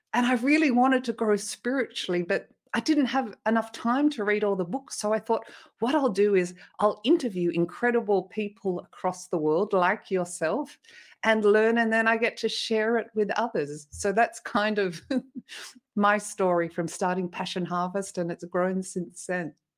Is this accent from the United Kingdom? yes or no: no; Australia; moved away as an adult; also born or lived in Sydney, Australia; now in France; I'm Australian originally, and I was living in Sydney in a family